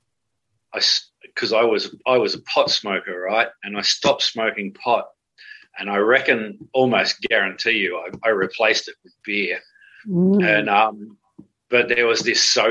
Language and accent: English; Cronulla, New South Wales, Australia; the main street of my hometown, Cronulla